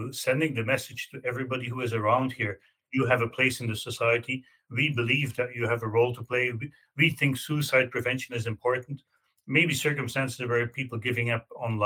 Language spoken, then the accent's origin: English; Belgium; moved away as an adult; now in Canada; I grew up in Belgium. I moved to Canada more than 25 years ago